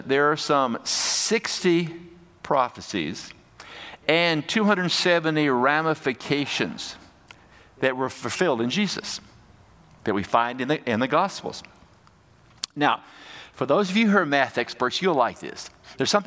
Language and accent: English; United States; now in Canada; I'm an American and I went to seminary